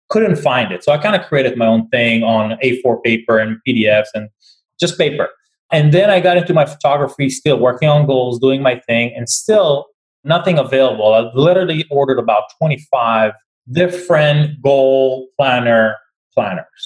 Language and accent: English; Tel Aviv, Tel Aviv District, Israel; moved away; So but before that, I came from Tel Aviv as well, from Israel. So I'm not, I've been here for 21 years.